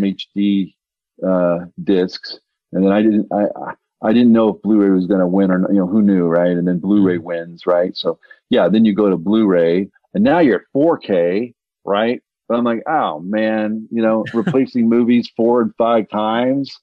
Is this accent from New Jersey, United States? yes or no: no; Denver, Colorado, United States; when I was growing up in the 80s, I, I'm from Denver, Colorado